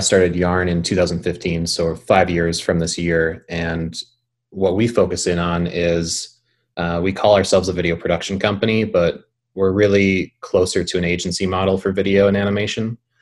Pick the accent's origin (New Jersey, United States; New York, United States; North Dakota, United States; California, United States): North Dakota, United States; Bismarck; I grew up in Bismarck